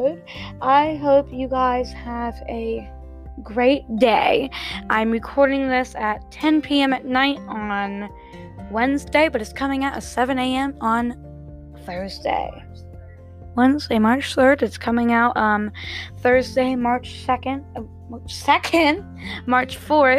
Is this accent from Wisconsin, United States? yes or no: no; Ohio, United States; I'm from Ohio